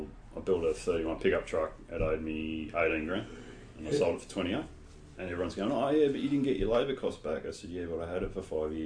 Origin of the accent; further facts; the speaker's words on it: Newtown, New South Wales, Australia; We grew up in Newtown